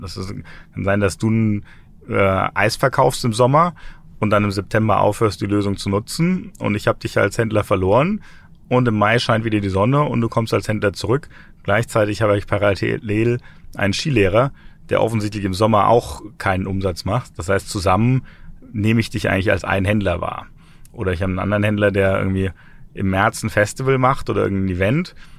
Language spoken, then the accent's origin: German; Germany; also born or lived in Frankfurt / Berlin